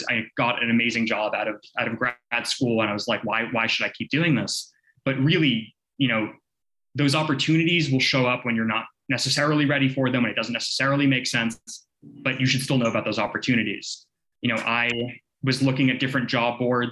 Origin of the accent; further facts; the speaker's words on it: Boston, Massachusetts, United States; now in Washington, D.C., United States; where I grew up in Boston